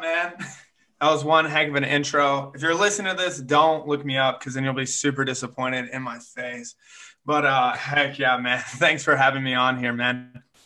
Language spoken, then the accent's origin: English; Chickasha, Oklahoma, United States; moved away; my dad and mom were youth pastors in Chickasha, Oklahoma for quite a while, grew up there for a little bit